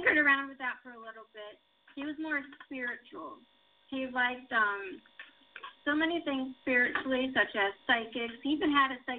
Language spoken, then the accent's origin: English; New England, United States; I was raised in New England.